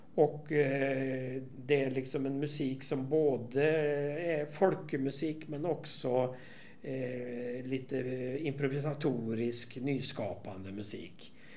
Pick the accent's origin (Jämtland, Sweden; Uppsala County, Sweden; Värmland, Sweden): Värmland, Sweden; i Värmland där jag kommer ifrån